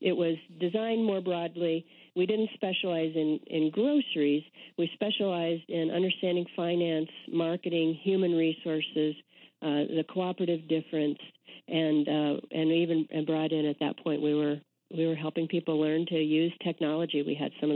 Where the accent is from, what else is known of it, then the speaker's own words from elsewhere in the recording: Indiana, United States; moved away; also born or lived in Austin, Texas / Wisconsin; I'm a Midwesterner. I grew up in Indiana